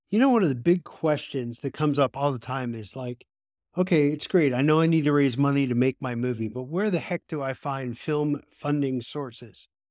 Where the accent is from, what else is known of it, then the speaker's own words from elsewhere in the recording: Pennsylvania, United States; when I graduated high school in my small, you know, hometown in Pennsylvania